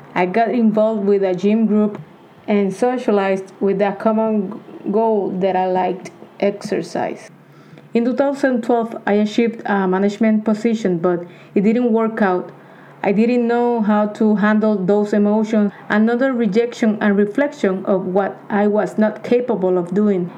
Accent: Puerto Rico; I am 40 years old, born and raised in Puerto Rico.

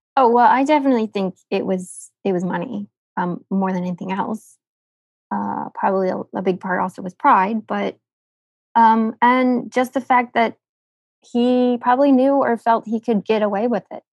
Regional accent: United States; I'm American

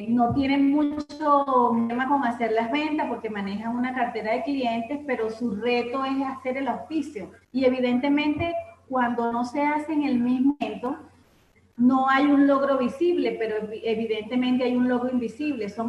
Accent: Caracas, Capital District, Venezuela; somos de Caracas, Venezuela.

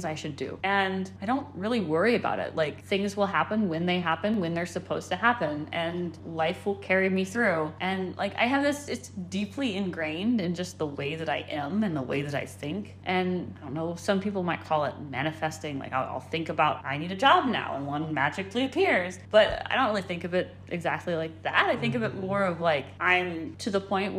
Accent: Austin, Texas, United States; accent: occasional Arkansas accent; also born or lived in Phoenix, Arizona; I basically grew up in Austin, Texas. So like I say I'm from Texas, because that's where I did a vast majority of my childhood.

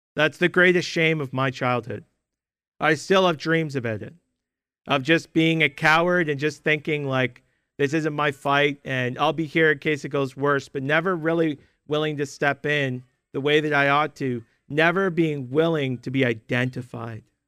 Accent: Canada; For most of my Christian life, growing up in Canada

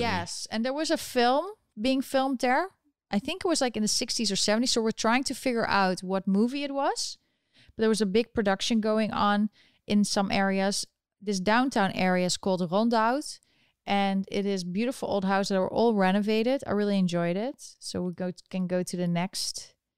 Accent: Netherlands; now in United States; I was born in, in the Netherlands, and I'm still eligible to vote there.

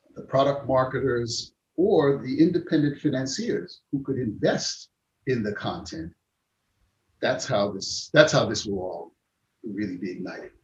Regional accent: United States; I'm American, but have these roots and these connections

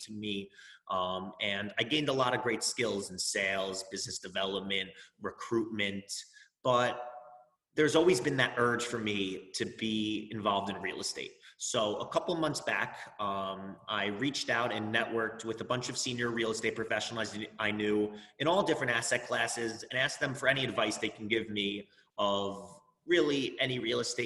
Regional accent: Roslyn, New York, United States; also born or lived in Indiana; now in New York City, United States; I'm born and raised in Rosslyn, New York. It's on Long Island

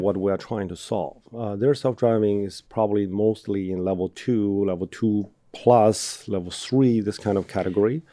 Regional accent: Inner Mongolia, China; moved away as an adult; also born or lived in Birmingham, Alabama, United States; now in United States; I grew up, I was born in China

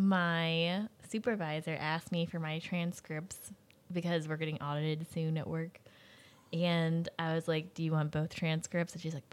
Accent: Salisbury, Maryland, United States; I decided to stay in my hometown. Is Salisbury public?

